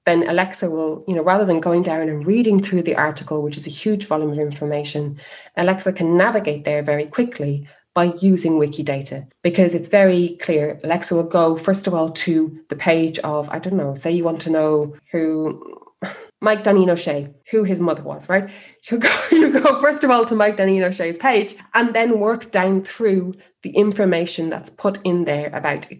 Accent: Ireland; moved away as an adult; also born or lived in Spain; now in Germany; your country and, and the different things the different components of being irish

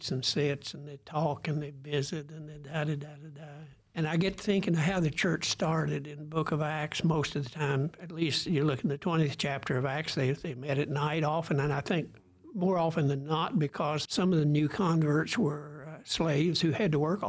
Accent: Germantown, United States; moved away; the little rural churches out, like the one I grew up in Germantown

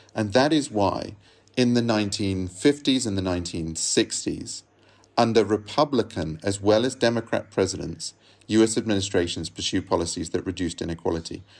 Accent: England, United Kingdom; now in Rome, Italy; I grew up in England

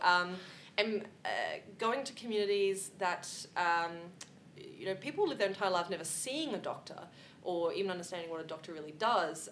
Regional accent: Australia

